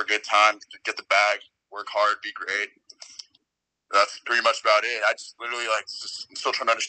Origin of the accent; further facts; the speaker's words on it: Seattle, Washington, United States; moved away as an adult; now in Arizona, United States; Right now, I'm in Arizona. I'm a student over here. I go to ASU. I'm just from Seattle.